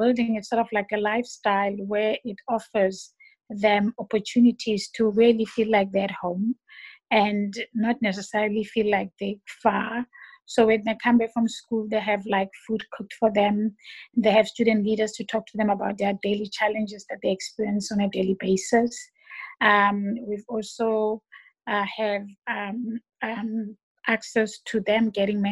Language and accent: English; Johannesburg, Gauteng, South Africa; now in Port Elizabeth, South Africa; I'm from Joburg originally, and I ended up here in PE by default